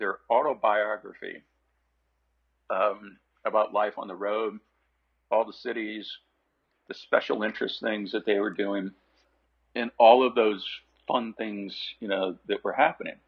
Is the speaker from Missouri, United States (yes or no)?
yes; St. Louis, Missouri, United States; St. Louis on July 6, 1995, which is my hometown